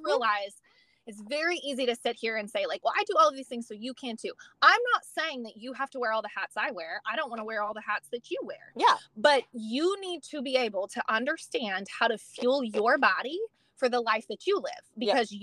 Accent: California, United States; moved away as an adult; now in Texas, United States; I am originally from California. Um, was born, um, well, was raised there.

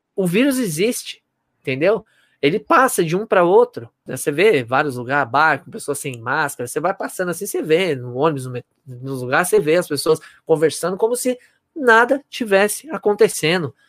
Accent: Osasco, São Paulo, Brazil; Eu sou de Osasco

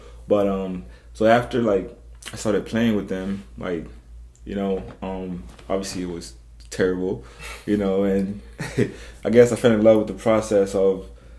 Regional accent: South Africa; first language Zulu; English is a second language; Zulu is my first language.

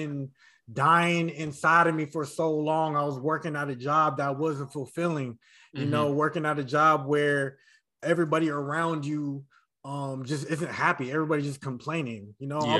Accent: Vallejo, California, United States; I'm from San Francisco Bay Area in a city called Vallejo

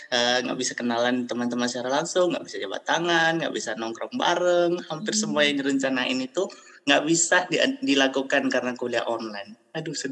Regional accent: South Bengkulu, Indonesia; Asalku dari Bengkulu, tepatnya di Bengkulu Wah, Selatan.

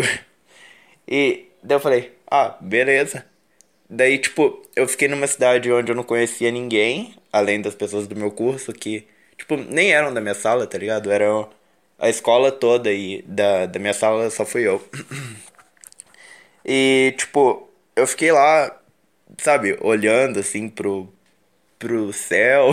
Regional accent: Minas Gerais, Brazil; eu sou de Minas

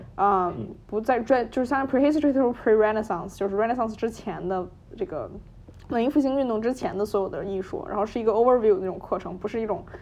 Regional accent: Beijing, China; moved away as an adult; now in New Haven, United States; 我呢，也是在北京长大，然后在，一直在北京读中学，然后读高中

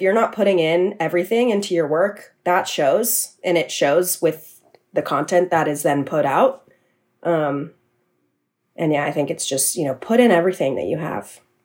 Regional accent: San Mateo, California, United States; moved away as an adult; now in New York City, United States; I'm from San Mateo, California. So I moved back home after I graduated college

